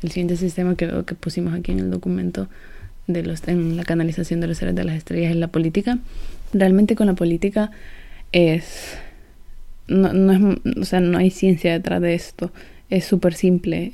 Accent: El Salvador; soy del Salvador

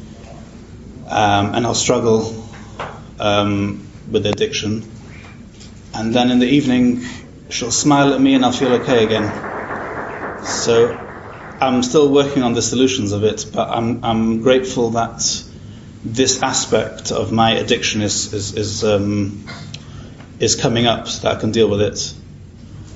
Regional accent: Manchester, North West England, United Kingdom; I'm from Manchester in England

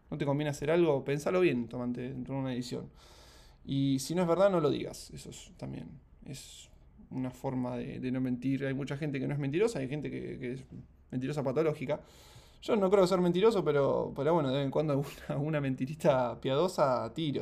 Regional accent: Mar del Plata, Buenos Aires Province, Argentina; also born or lived in Ushuaia / Rosario; Yo soy de Mar del Plata

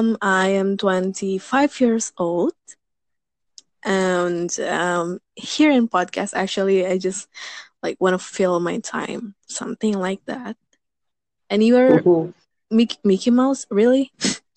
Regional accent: Indonesia; from Indonesia.

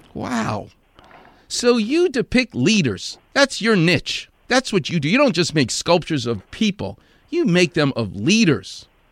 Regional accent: New York City, New York, United States; I'm from Far Rockaway.

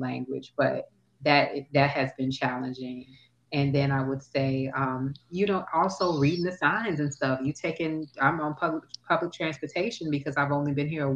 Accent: United States; moved away as an adult; now in Toulouse, France; as an American

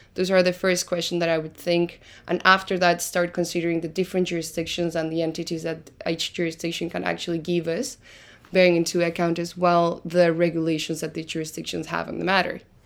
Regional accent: Argentina; English is a second language; moved away as an adult; now in Lisbon, Portugal; originally I am from Argentina, reason why you might find a little bit of an accent when I speak, and I'm living in Lisbon right now

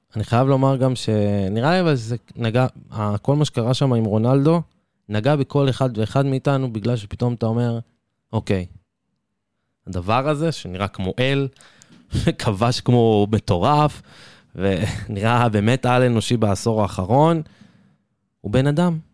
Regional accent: Israel; אני כישראלי

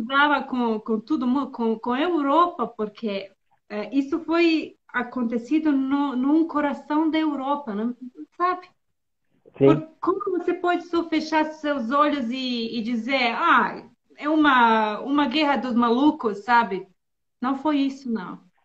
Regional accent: Bosnia & Herzegovina; first language Serbo-Croatian; Portuguese is a second language; also born or lived in Finland / Serbia / São Paulo, Brazil; now in Turkey; eu nasci na Bósnia e na, é, quando eu tinha 10 anos, é, a guerra começou

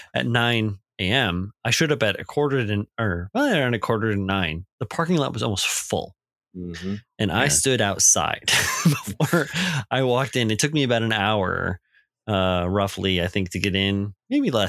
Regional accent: Iowa, United States; moved away; growing up in Iowa

